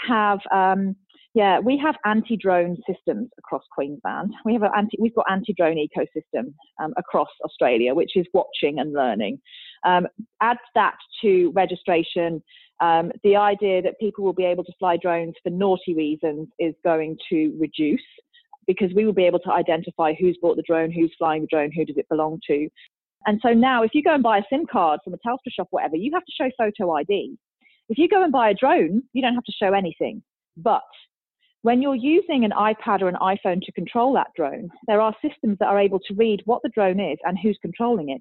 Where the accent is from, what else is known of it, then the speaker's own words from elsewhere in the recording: United Kingdom; as a British person